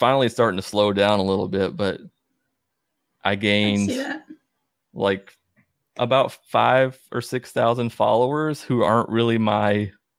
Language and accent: English; Calhoun, Georgia, United States; Calhoun. You know Calhoun, Northwest Georgia.